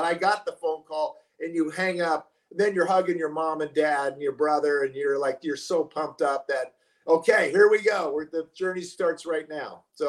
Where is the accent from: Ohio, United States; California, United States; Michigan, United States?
California, United States; going to games as a kid, I grew up in the Bay Area, so I saw Willie Mays, Willie McCovey.